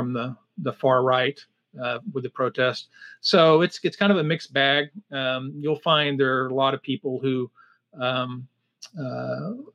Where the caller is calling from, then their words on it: Medford, Oregon, United States; I'm calling from Medford, Oregon, which is in the far southwest part of Oregon